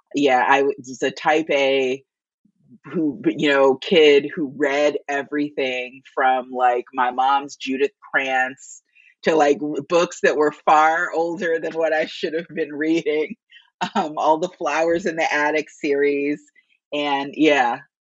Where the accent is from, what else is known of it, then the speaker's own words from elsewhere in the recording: Gary, Indiana, United States; I grew up in Gary, Indiana